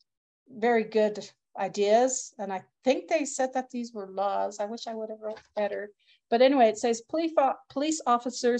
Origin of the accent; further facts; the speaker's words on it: Edmonton, Alberta, Canada; I was born and raised in Edmonton